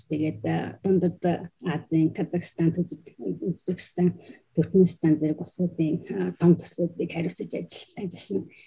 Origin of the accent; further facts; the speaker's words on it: Ulaanbaatar, Mongolia; also born or lived in Czech Republic / Japan; now in London, United Kingdom; би э, Монголд Улаанбаатар төрж өссөн